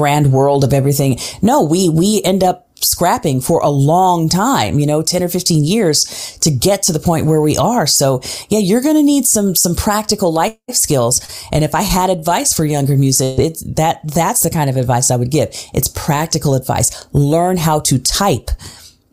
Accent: Tulsa, Oklahoma, United States; also born or lived in Switzerland / Nashville, Tennessee / New York; now in Philadelphia, United States; my hometown of Tulsa, Oklahoma

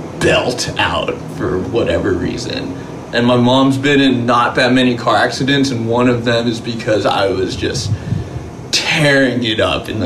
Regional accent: Los Angeles, California, United States; 310. I was... born and raised in West LA.

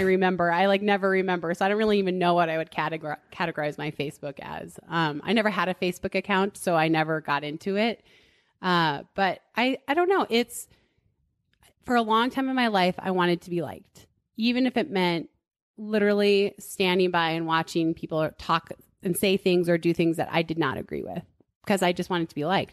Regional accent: Duluth, Minnesota, United States; moved away as an adult; now in Boulder, United States; I grew up in Duluth, Minnesota, and ate spam and goulash and stuff

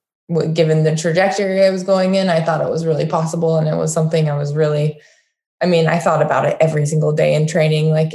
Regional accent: Utah, United States; I grew up in Utah

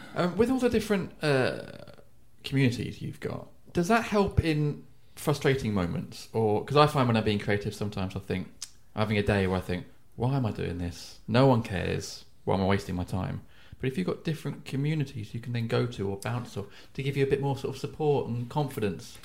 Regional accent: Edenbridge, South East England, United Kingdom; my hometown, Edenbridge in Kent

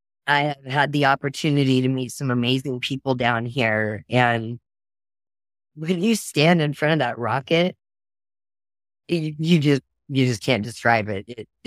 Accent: Oklahoma, United States; now in Texas, United States; I'm from Oklahoma. Oklahoma and Texas now. I kind of go back and forth.

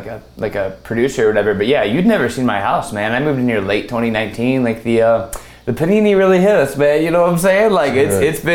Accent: Hoover, Alabama, United States; I grew up in Hoover. You know this. Like, I went to Hoover High.

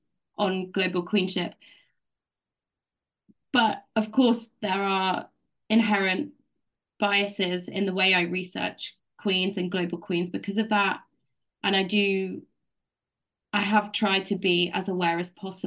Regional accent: United Kingdom; I grew up in Britain, in the UK. I'm white British

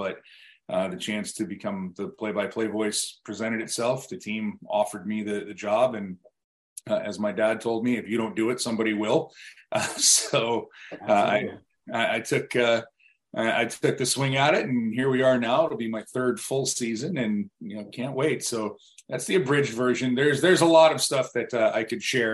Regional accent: Buffalo, New York, United States; moved away as an adult; also born or lived in Richmond, Virginia / Raleigh, North Carolina; my hometown in Buffalo

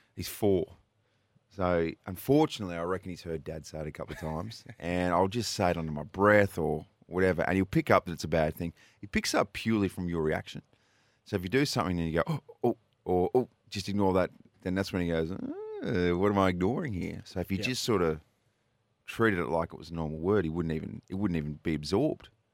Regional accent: New South Wales, Australia; now in Adelaide, Australia; I'm originally from New South Wales.

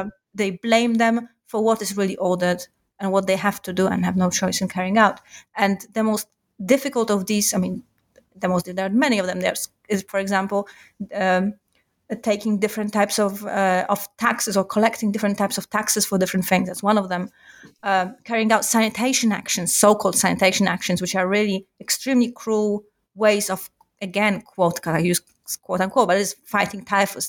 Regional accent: Warsaw, Masovian Voivodeship, Poland; I grew up in Warsaw

